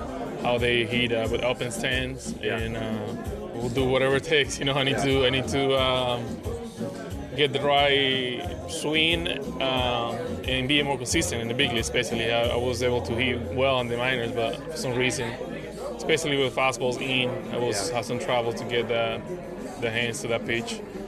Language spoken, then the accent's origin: English; Dominican Republic; now in United States; my hometown, Dominican Republic